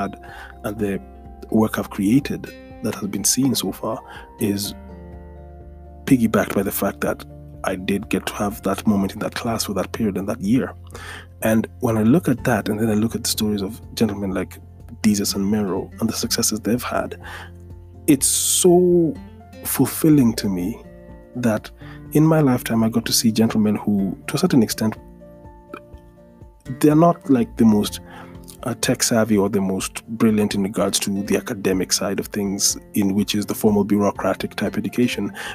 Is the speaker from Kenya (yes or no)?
yes; Nairobi, Kenya; being born and raised in Nairobi